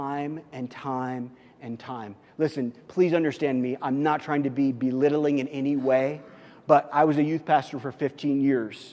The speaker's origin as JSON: {"language": "English", "region": "Missouri", "country": "United States", "tie": "born or raised there", "said": "I grew up in Missouri"}